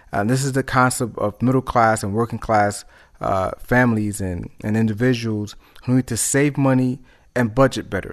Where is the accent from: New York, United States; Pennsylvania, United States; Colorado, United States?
New York, United States; New York City; I'm from New York City, born in Harlem, raised in the Bronx